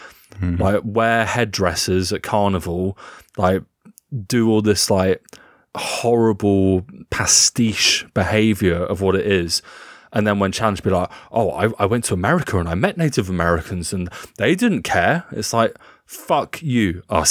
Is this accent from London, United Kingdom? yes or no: no; South East England, United Kingdom; Like, place like Cornwall and where I grew up on West Sussex, like the Sussex coast, Eastbourne, like proper Tory strongholds.